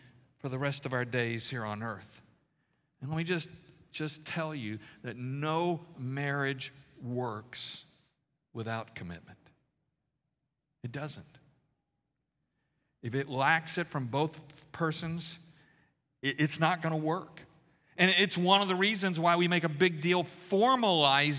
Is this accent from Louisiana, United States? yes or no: yes; Louisiana, United States; I grew up in Louisiana